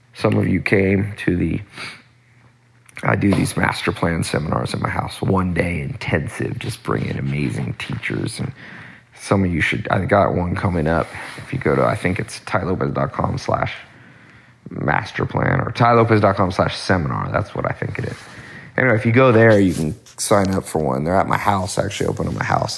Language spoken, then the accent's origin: English; Long Beach, California, United States; now in Hollywood, United States; I was born in Los Angeles, but not the nice part, not the Hollywood, Beverly Hills part. I was born in Long Beach, and uh, when I was older, adult, I came to Hollywood